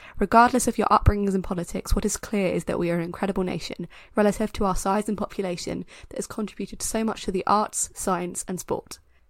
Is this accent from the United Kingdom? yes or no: yes; United Kingdom; as someone who, the only thing in her that's not British is her, like, 10% Irishness, I am that British.